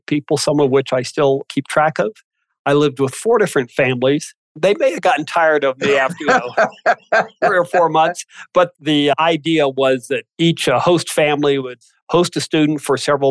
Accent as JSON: {"language": "English", "town": "West Lafayette", "region": "Indiana", "country": "United States", "tie": "born or raised there", "also_born_or_lived": "New Zealand", "said": "I grew up in West Lafayette, Indiana"}